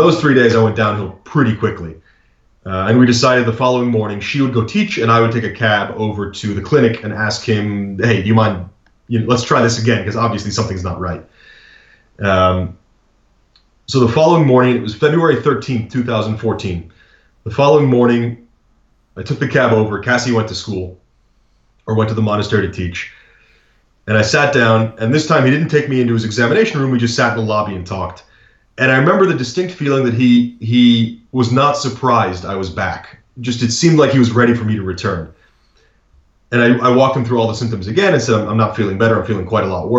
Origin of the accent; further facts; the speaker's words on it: United States; as an American